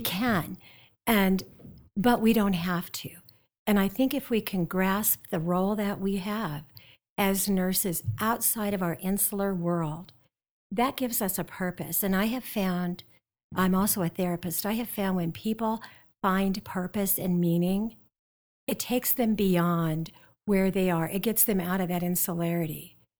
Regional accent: South Dakota, United States; moved away; I grew up in South Dakota and the Black Hills.

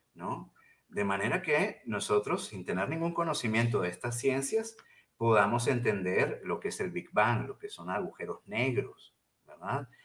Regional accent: Venezuela; also born or lived in Mexico; now in Chihuahua, Mexico; yo soy originalmente venezolano

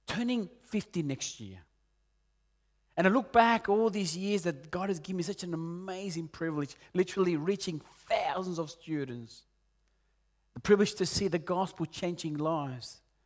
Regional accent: Peru; moved away; also born or lived in Argentina; I'm originally from Peru

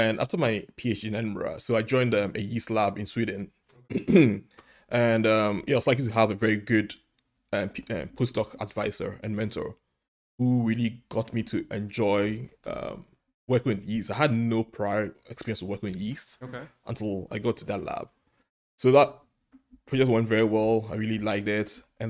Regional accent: Ghana; now in United Kingdom; I'm originally from Ghana. It's a nice small country on the Atlantic in West Africa.

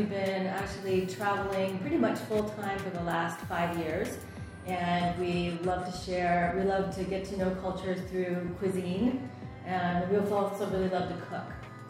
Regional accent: New England, United States; moved away as an adult; also born or lived in San Diego; From the United States. Yes, originally New England. Moved down to San Diego for about 14 years

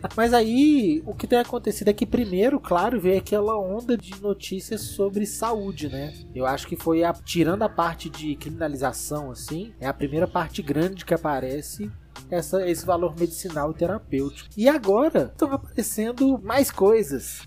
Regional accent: Belo Horizonte, Minas Gerais, Brazil; nós somos de BH

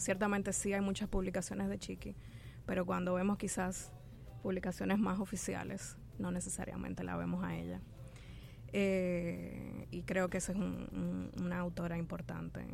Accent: Dominican Republic; nuestra sociedad dominicana

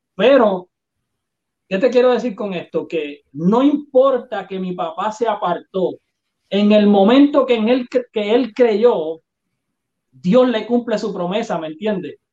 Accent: Puerto Rico; soy puertorriqueño

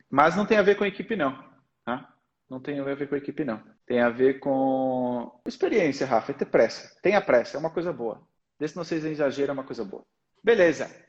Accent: Portugal; accent: Portuguese; also born or lived in Brazil; Eu nasci no Brasil, mas com três anos eu fui para Portugal. A minha comunicação natural é português de Portugal.

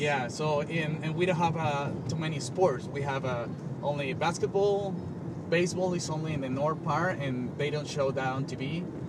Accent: Colombia; English is a second language; moved away as an adult; now in United States; I was losing my English because I'm from Colombia. I moved here to learn English

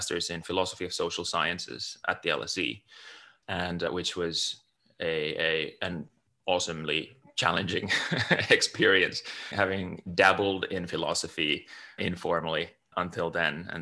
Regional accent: Finland; moved away as an adult; also born or lived in United Kingdom / United States; now in California, United States; I'm originally from Finland. I grew up in a small

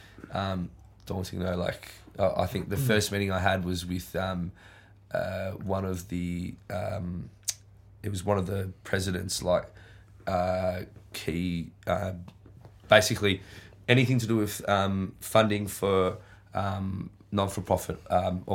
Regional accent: Warburton, Victoria, Australia; born or raised there; accent: Aussie; also born or lived in Paris, France / Sydney / Oakleigh

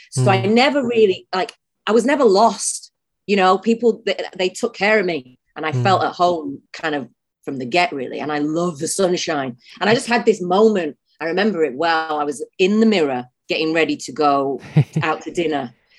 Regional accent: Manchester, North West England, United Kingdom; now in Los Angeles, United States; Well, I say I'm from Manchester because I am. I'm not from Oldham. I grew up in Manchester.

